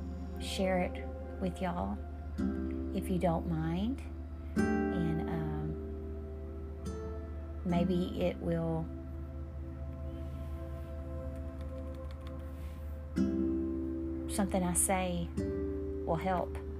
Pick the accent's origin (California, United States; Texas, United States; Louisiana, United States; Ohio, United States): Texas, United States; Sheridan; moved away; also born or lived in Chicago; my hometown of Sheridan, Texas